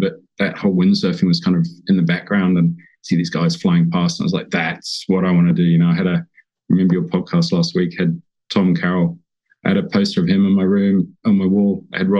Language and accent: English; Hong Kong; also born or lived in New Zealand; I grew up on the water, and I was born in New Zealand, but grew up in Hong Kong. My dad was an engineer, moved there in the sort of late 70s.